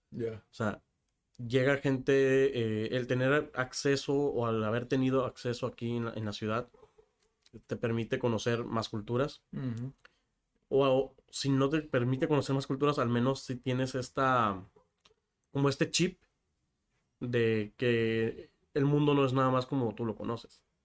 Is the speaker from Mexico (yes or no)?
yes; Tijuana, Baja California, Mexico; Nací aquí en Tijuana